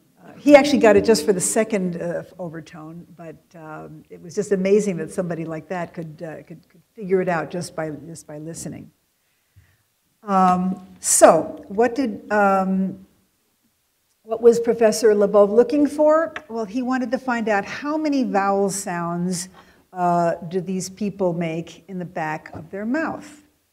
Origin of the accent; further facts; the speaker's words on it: West Coast, United States; because we're from the West Coast, and we can't tell them apart